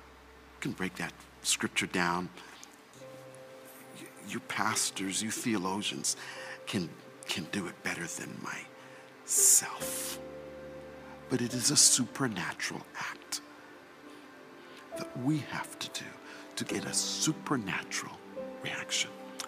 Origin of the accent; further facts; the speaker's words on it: Canada; also born or lived in England / Jamaica; now in United States; in America, they say I don't sound like I'm from here. But when I grew up in Canada, they say I didn't sound like I was from there. Now when I go home to England, they say I don't sound like I'm from there. Let's not even talk about Jamaica.